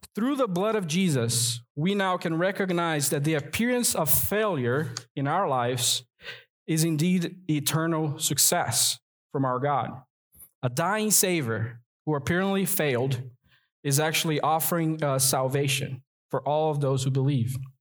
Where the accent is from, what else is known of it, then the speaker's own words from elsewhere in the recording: Rio de Janeiro, Brazil; now in North Carolina, United States; I'm from Brazil, and there it's a tropical country. And in the New Year's Day, we go to the beach to celebrate. And I grew up doing